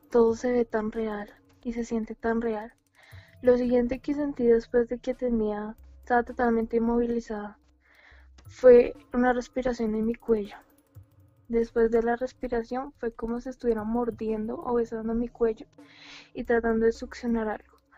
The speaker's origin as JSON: {"language": "Spanish", "country": "Colombia", "accent": "Colombian", "said": "Ah, sí, soy de Colombia."}